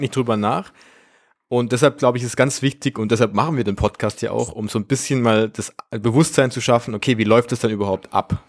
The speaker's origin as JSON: {"language": "German", "country": "Germany", "said": "bei uns in Deutschland"}